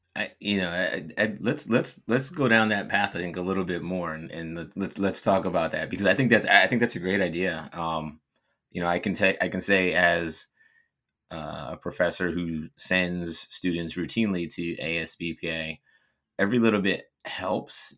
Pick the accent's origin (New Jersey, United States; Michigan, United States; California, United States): New Jersey, United States; moved away as an adult; also born or lived in Florida; I was from New Jersey